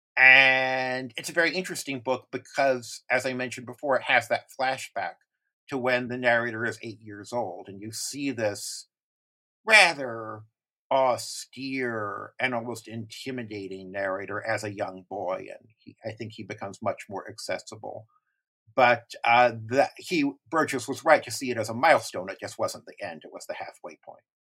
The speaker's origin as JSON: {"language": "English", "country": "United States", "said": "as an American reader"}